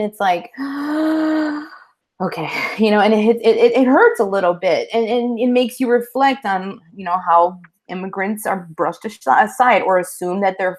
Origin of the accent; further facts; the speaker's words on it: Northwest Indiana, United States; first language Spanish; English is a second language; growing up in Northwest Indiana, where we spoke Spanish first. And then we didn't speak English until we went to school